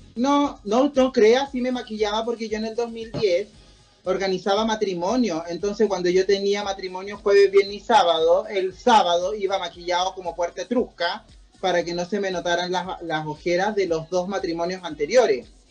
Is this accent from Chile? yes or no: yes; Chile; somos chilenos